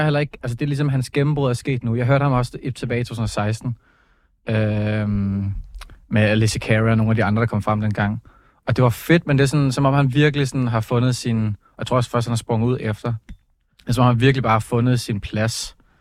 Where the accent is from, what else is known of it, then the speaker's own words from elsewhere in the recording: Copenhagen, Capital Region of Denmark, Denmark; jeg er fra København